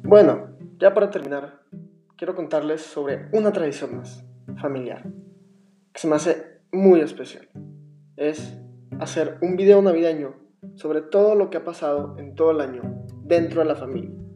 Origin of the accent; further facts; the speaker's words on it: Monterrey, Nuevo León, Mexico; actualmente vivo en Monterrey, mi ciudad natal